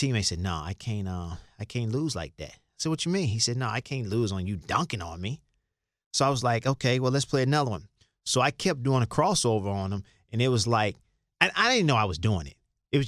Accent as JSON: {"language": "English", "town": "Chicago", "region": "Illinois", "country": "United States", "tie": "born or raised there", "said": "growing up in Chicago"}